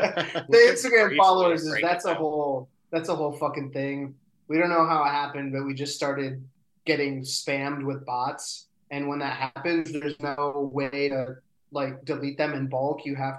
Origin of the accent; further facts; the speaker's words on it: Traverse City, Michigan, United States; moved away; also born or lived in Ohio; I grew up in Traverse City